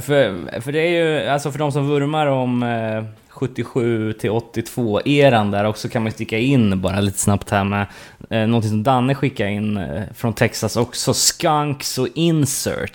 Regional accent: Sweden; som fördomsfull svensk

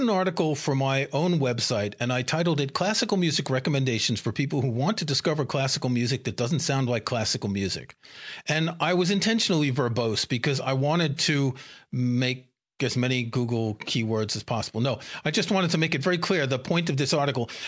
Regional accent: New York City, New York, United States; I grew up in New York City and I never went to a jazz club

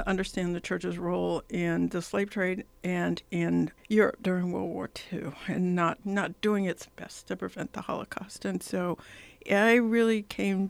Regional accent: Detroit, Michigan, United States; I was born in Detroit, Michigan.

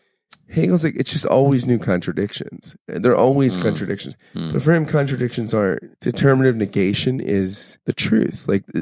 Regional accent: United States; I feel like I'm so American

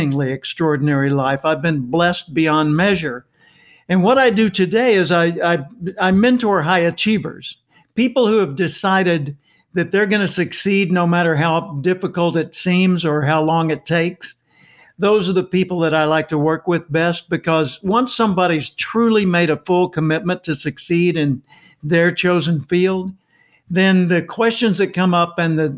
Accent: Little Rock, Arkansas, United States; I grew up in Little Rock, Arkansas

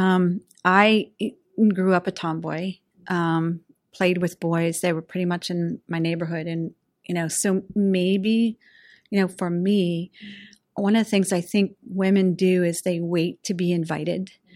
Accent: Pittsburgh, Pennsylvania, United States; I'm a diehard, you know, Western Pennsylvania gal

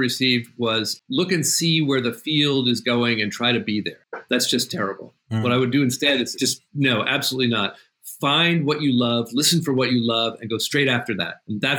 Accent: New England, United States; I'm from New England. My family was there for a long time.

